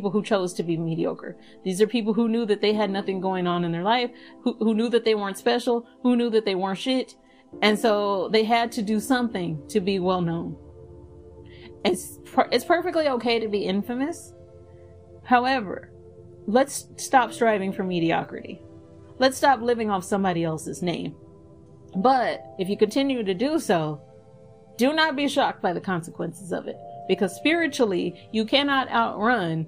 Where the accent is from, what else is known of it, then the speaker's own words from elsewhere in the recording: Dallas, Texas, United States; I am originally from Dallas. I am from the hood of Dallas